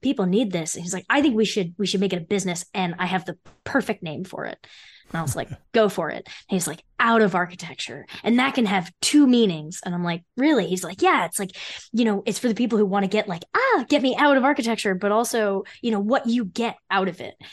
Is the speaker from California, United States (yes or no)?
no; Freehold, New Jersey, United States; I grew up in Freehold, New Jersey